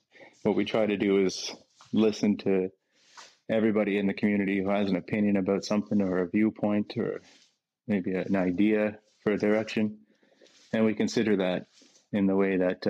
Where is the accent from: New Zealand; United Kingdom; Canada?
Canada; Winnipeg, Manitoba; moved away; I was born in Winnipeg, so I'm back in Winnipeg now, back in my official hometown.